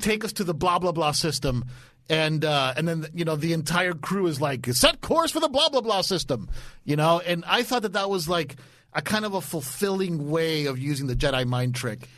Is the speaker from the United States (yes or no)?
yes; Dade County, Florida, United States; I'm from Dade County